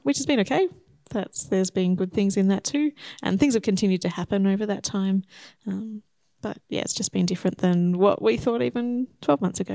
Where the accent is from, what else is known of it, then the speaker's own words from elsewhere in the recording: Shepparton, Victoria, Australia; moved away as an adult; now in Horsham, Australia; I grew up in Shepparton